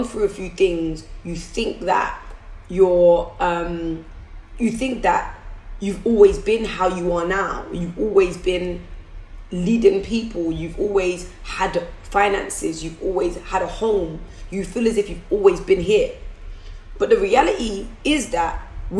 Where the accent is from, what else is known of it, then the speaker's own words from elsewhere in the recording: London, United Kingdom; I'm from Forest Gate